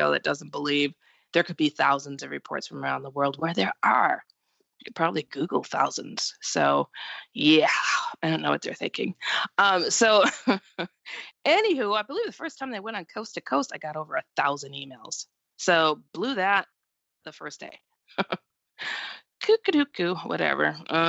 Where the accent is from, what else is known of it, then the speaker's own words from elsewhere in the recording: Texas, United States; now in Iowa, United States; Well, I am 48 years old. I was born and raised in Texas. I now live in Iowa.